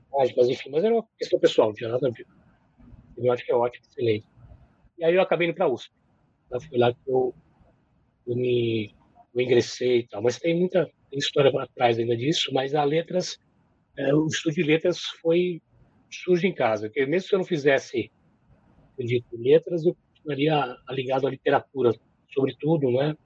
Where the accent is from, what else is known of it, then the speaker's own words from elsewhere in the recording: São Paulo, Brazil; moved away as an adult; now in Curitiba, Brazil; Sou paulistano, nasci em 1963, né? Já faz aí né? quase na metade do século passado. Vivi em São Paulo até 2006